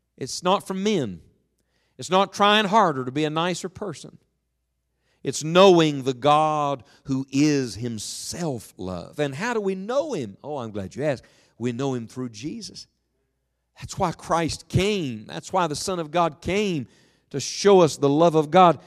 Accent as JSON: {"language": "English", "town": "Beckley", "region": "West Virginia", "country": "United States", "tie": "born or raised there", "said": "I was from West Virginia, from Beckley"}